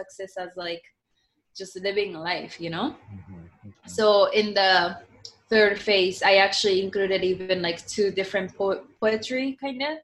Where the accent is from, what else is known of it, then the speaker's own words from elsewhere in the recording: Japan; English is a second language; I was born and raised in Japan